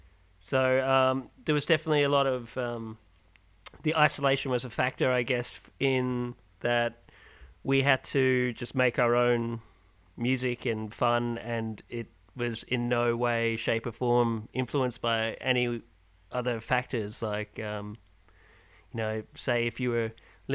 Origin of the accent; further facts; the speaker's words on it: Ireland; now in Perth, Australia; I'm originally from Ireland